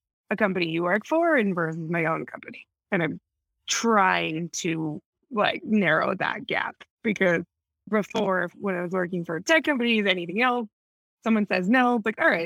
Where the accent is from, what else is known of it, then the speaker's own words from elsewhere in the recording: Minnesota, United States; moved away as an adult; also born or lived in New York; now in Mexico; I'm from Minnesota, so I'm not completely used to it